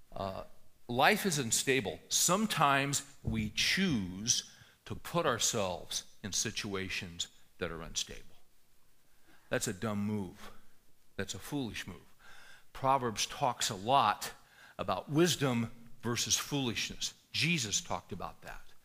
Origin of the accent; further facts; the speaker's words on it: California, United States; moved away; I grew up in California